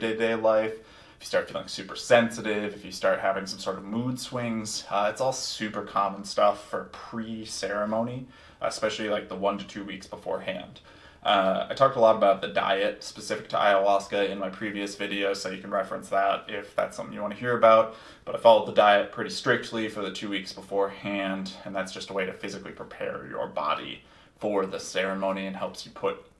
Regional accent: Minneapolis, Minnesota, United States; my hometown of Minneapolis

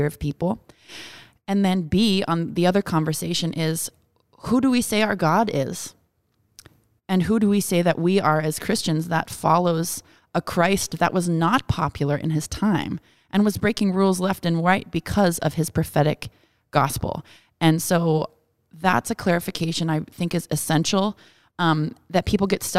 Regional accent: Wisconsin, United States; I grew up in Wisconsin

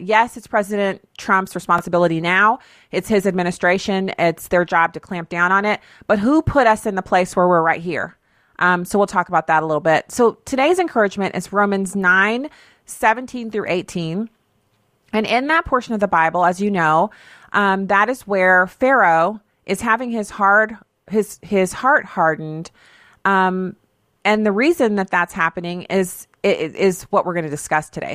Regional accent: United States; being an American citizen, being blessed to have been born here or to have been given citizenship here

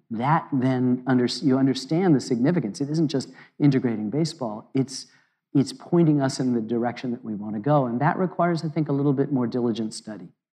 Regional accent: United States; I'm an American

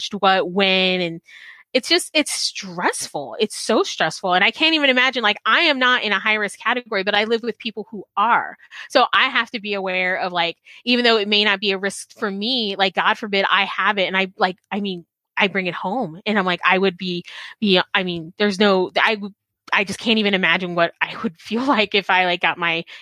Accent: South Texas, United States; growing up in South Texas

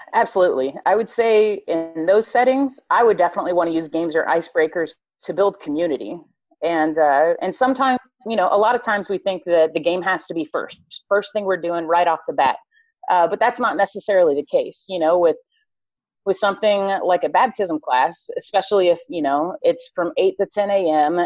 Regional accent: Colorado, United States; moved away as an adult; now in Texas, United States; was born and raised in Colorado

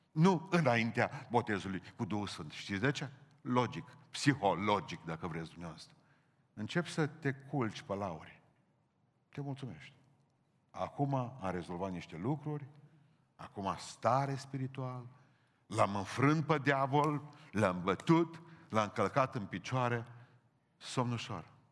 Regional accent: Romania; noi cu românii

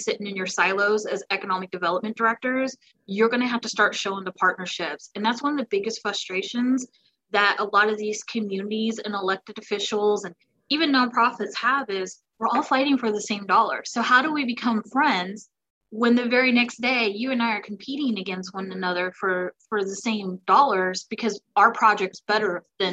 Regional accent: the South, United States; I'm from the South

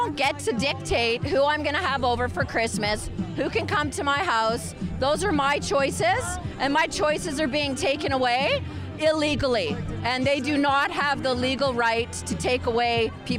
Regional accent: Canada; this is free choice and I'm a Canadian citizen and I'm standing up for my rights.

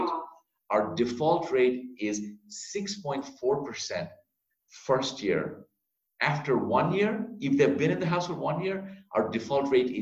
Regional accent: Bangladesh; now in United States; Bangladesh, my home country.

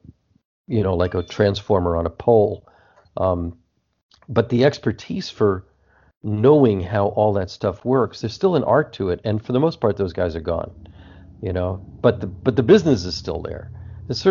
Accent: New Jersey, United States; now in California, United States; I'm talking to you from California right now, but when I grew up in New Jersey

